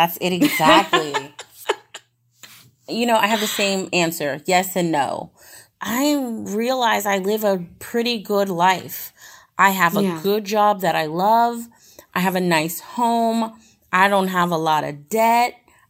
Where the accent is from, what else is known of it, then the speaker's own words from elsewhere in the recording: Puerto Rico; Okay, so, you know, I'm Puerto Rican and I'm African American. And I always put that I'm mixed.